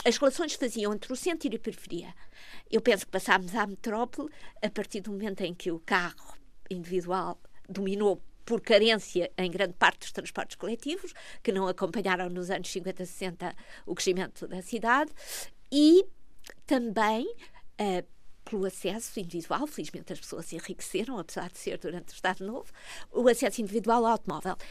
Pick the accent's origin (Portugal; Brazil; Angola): Portugal; Almada, Setúbal; eu nasci na margem sul, eh, nasci em Margueira, com uma grande varanda sobre Lisboa